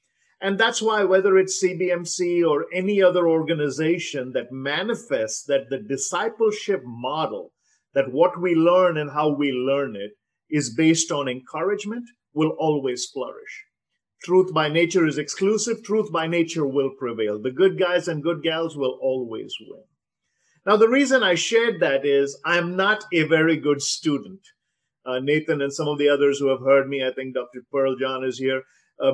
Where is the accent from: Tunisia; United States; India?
India; South India; first language Telugu; I grew up in the South. I speak Telugu, but I married a girl from the North, and I probably speak better Hindi than I do Telugu at this point.